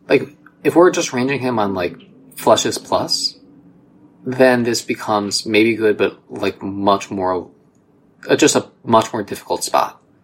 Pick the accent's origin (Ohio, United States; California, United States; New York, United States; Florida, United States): Ohio, United States; you and I grew up together in Ohio